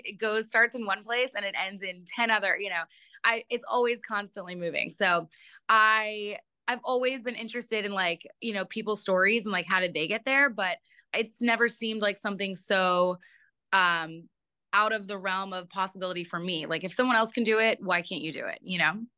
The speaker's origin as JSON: {"language": "English", "town": "Atlanta", "region": "Georgia", "country": "United States", "tie": "born or raised there", "also_born_or_lived": "Baltimore, Maryland", "said": "I was born in Baltimore, and I moved to Atlanta when I was 9. So I grew up in Atlanta"}